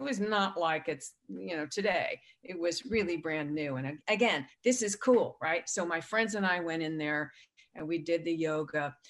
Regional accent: San Diego, California, United States; I grew up in San Diego

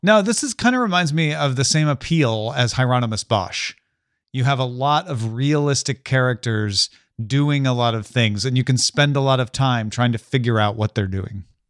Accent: Southern Illinois, United States; I grew up in Southern Illinois

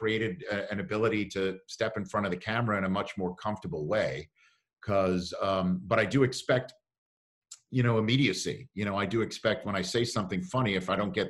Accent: New York City, New York, United States; growing up in New York City

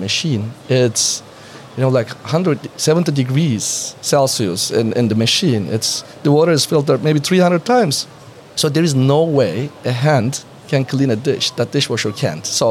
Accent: Turkey; moved away; I'm coming from Turkey

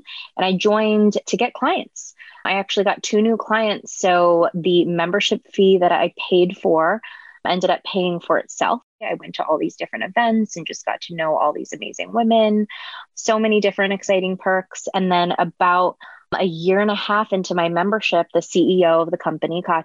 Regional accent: Northern California, United States; moved away as an adult; also born or lived in New York City; I was born and raised in Northern California, came to New York City for college

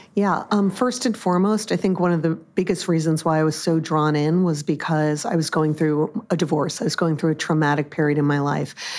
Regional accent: Long Island, New York, United States; also born or lived in Massachusetts; I grew up on Long Island

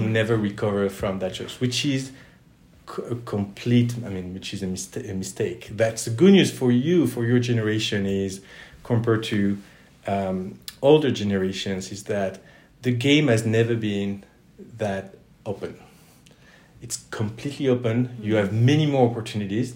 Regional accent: Toulouse, Occitania, France; moved away as an adult; also born or lived in United States; I'm originally from France, mm-hmm. from southwest France, from Toulouse.

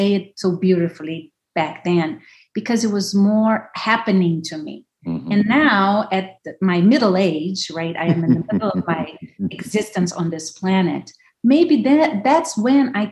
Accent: Brasília, Federal District, Brazil; also born or lived in São Paulo; I was growing up in Brasilia, so the capital of Brazil, middle of nowhere

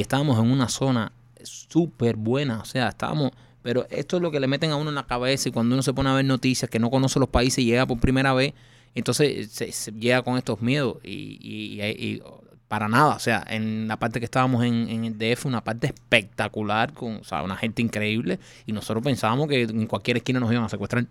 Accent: Cuba; moved away; nosotros somos cubanos

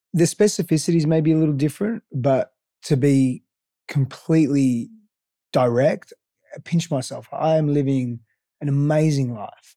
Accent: Australia; first language Greek; English is a second language; also born or lived in Greece; now in Austin, United States; I grew up in Australia, I also grew up in Greece for the first part of my

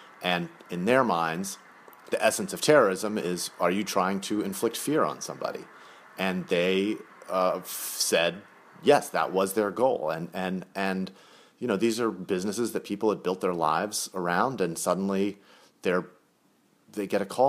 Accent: Rockaway, New York, United States; we grew up in Rockaway, in New York, and she said there's tons of cops and firefighters that live where we live.

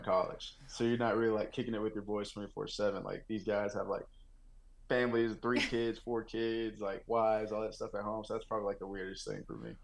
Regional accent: Texas, United States; also born or lived in Oklahoma; now in Denver, United States; I grew up in Texas. moved to Oklahoma

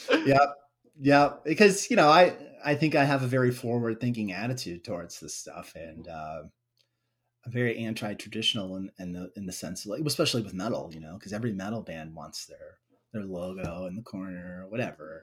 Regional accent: United States; my hometown, Waukee

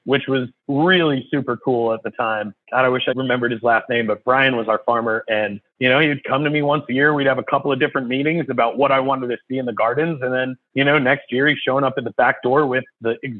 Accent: Hudson Valley, New York, United States; moved away; also born or lived in Queens, New York; And I'm from the Hudson Valley. I was born in Queens, New York, but kind of grew up in the Hudson Valley.

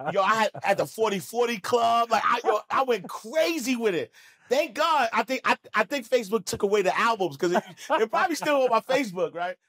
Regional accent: New York City, New York, United States; I'm from Harlem.

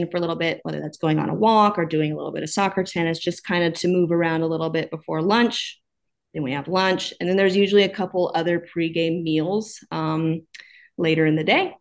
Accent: Oklahoma, United States; moved away as an adult; also born or lived in Virginia; now in Twin Cities, United States; As I talk, you'll probably notice that I am originally from Oklahoma. So I grew up there

